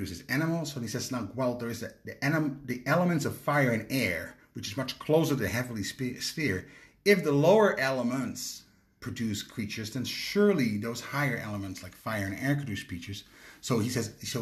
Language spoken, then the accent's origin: English; Netherlands; moved away; I'm from Holland